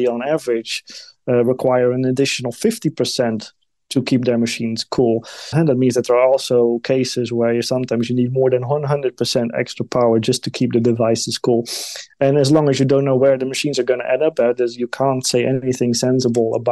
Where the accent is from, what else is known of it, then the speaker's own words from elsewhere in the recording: Netherlands; my home country, the Netherlands